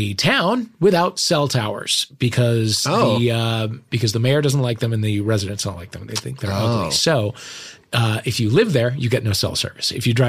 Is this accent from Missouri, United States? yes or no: yes; Kirkwood, Missouri, United States; I'm from St. Louis.